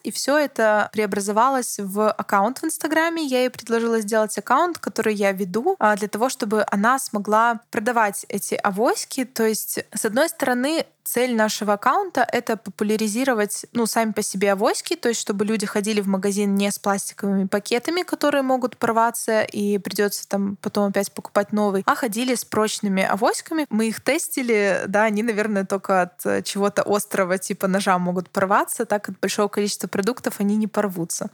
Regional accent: Baranovichi, Brest Region, Belarus; я родилась в Барановичах и жила в Барановичах

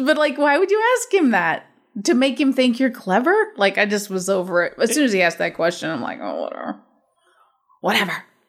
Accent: United States; I'm American

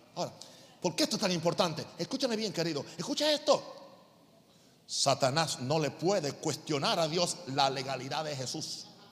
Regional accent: United States; now in Panama; yo sigo siendo norteamericano

